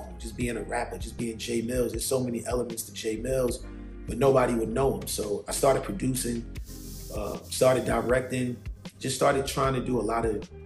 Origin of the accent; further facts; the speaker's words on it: New York City, New York, United States; moved away as an adult; also born or lived in Miami / New Jersey; now in Los Angeles, United States; Growing up in Harlem is what made me